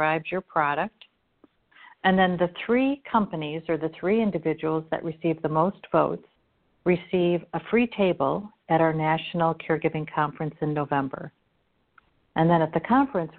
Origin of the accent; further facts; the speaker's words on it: Chicago, Illinois, United States; I'm from Chicago and I'm Irish